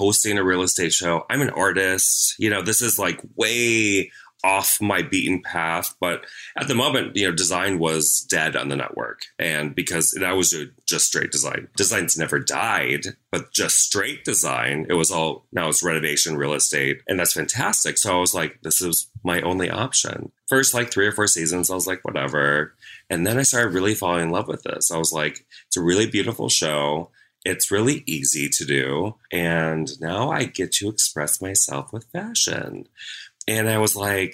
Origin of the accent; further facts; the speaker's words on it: Minnesota, United States; moved away as an adult; also born or lived in Sarasota, Florida; now in Orlando, United States; I grew up in Minnesota